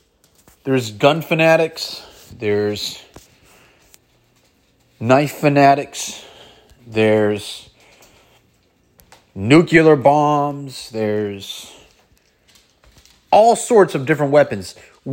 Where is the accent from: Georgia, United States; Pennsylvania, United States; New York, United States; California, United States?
California, United States; San Francisco; I grew up in San Francisco on 9th and Market, on inner city, in the inner city, in the Tenderloin.